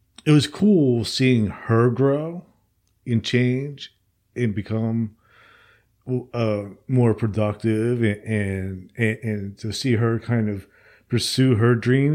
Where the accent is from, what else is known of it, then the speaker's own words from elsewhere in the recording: New Jersey, United States; moved away as an adult; now in Alabama, United States; I'm originally from New Jersey, and I had moved to Alabama after my parents died.